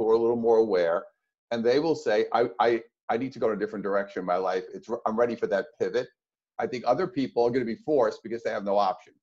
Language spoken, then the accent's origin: English; New York, United States; moved away as an adult; now in California, United States; being a New Yorker, even though now I'm in California, but growing up in New York and living in New York at that time